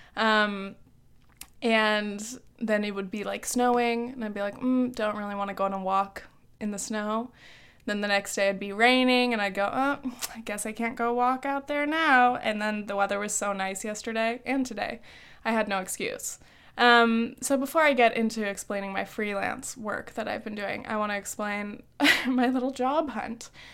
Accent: Orange County, California, United States; moved away as an adult; also born or lived in New Orleans / France; now in Long Island, United States; growing up in safe, cookie cutter Orange County

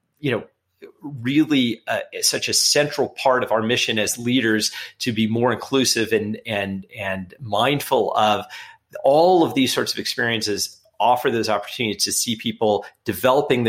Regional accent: Los Angeles, California, United States; I grew up in Los Angeles in a pretty urban setting

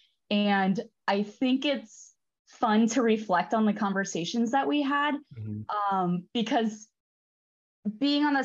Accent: Damiansville, Illinois, United States; moved away as an adult; also born or lived in Edwardsville, Illinois / Davenport, Iowa; I am from east of St. Louis. So about 40 miles east of St. Louis originally, in a very small town called Damiensville, a town of about 500 people

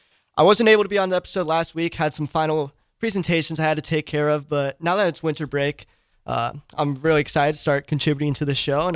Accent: Omaha, Nebraska, United States; growing up in Omaha, I would always go down to College World Series games

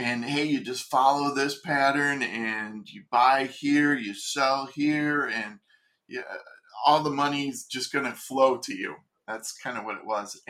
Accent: Ohio, United States; moved away as an adult; also born or lived in California; I was from Ohio, and I moved out to California

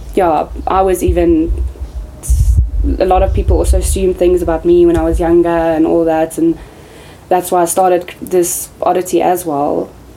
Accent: South Africa; I'm South African

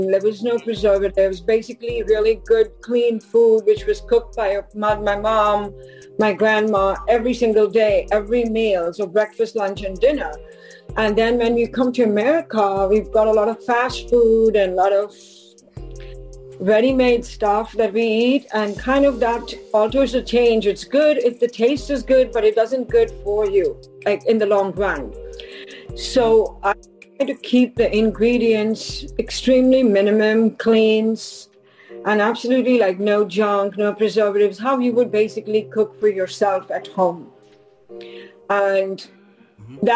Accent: Mumbai, Maharashtra, India; Bombay, which is now Mumbai.

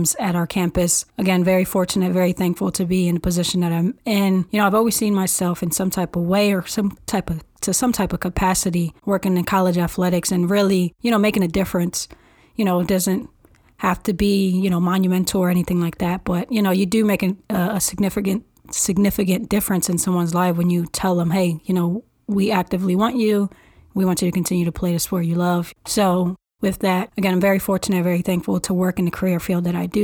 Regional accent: Philadelphia, Pennsylvania, United States; I was born and raised in North Philadelphia by a single parent

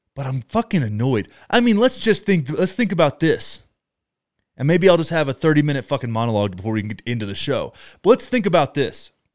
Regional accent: United States; we as American citizens

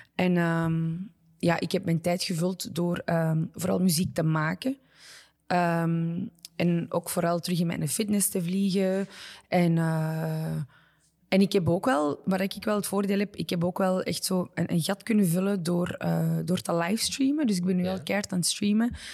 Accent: Belgium; moved away as an adult; also born or lived in Morocco (ancestry); now in New York, United States; mijn roots liggen nog altijd in België, mijn ja. fanbasis is nog altijd in België. Eh, het is nu wel aan het shiften, maar ja, kijk, België is thuis en zal altijd mhm. thuis zijn.

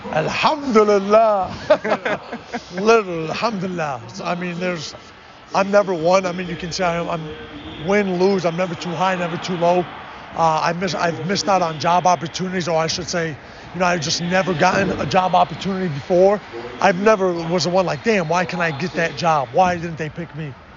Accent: Chicago, Illinois, United States; born or raised there; moved away

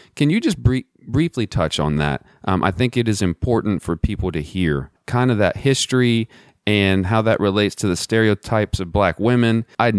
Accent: Southwest Texas, United States; now in Central Virginia, United States; I grew up in Southwest Texas, around mostly Hispanic and Latina population. And then I moved to Central Virginia

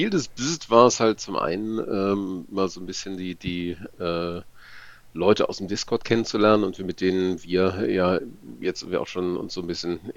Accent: Braunschweig, Lower Saxony, Germany; Schönen guten Abend … Ich komme aus Braunschweig

